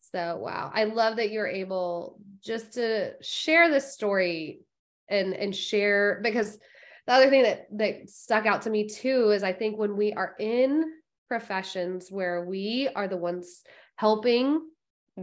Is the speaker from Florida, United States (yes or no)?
yes; Florida, United States; I'm a Florida girl through and through myself.